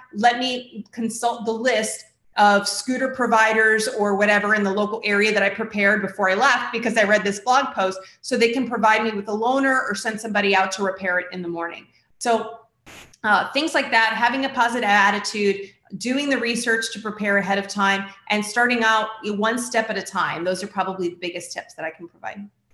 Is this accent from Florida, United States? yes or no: yes; Florida, United States; is my home state. I've lived here for most of my life